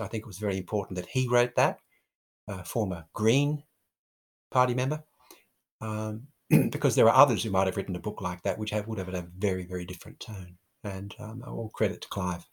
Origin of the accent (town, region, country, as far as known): Australia